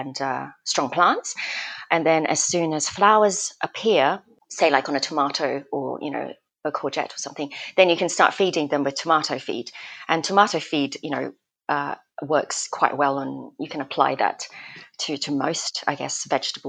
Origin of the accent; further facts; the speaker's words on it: Australia; also born or lived in Malaysia; now in United Kingdom; I'm Malaysian and I grew up in Australia